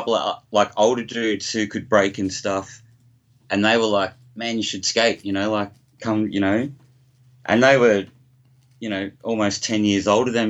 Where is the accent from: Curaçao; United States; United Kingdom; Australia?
Australia; Footscray, Victoria; born there; Well, just, I was born in Footscray, first of all.